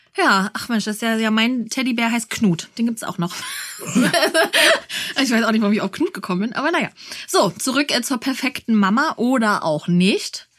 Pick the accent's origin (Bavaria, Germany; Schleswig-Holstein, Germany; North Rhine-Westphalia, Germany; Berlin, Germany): Berlin, Germany; für uns Berliner